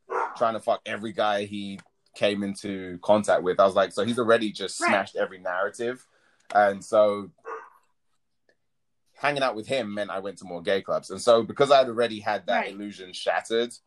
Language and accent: English; London, United Kingdom; growing up in South London in a predominantly black community